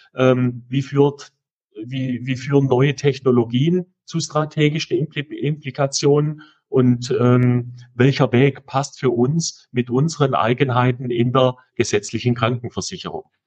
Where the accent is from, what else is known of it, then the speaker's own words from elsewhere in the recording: Swabia, Baden-Württemberg, Germany; accent: Swabian; ich komme aus dem Schwäbischen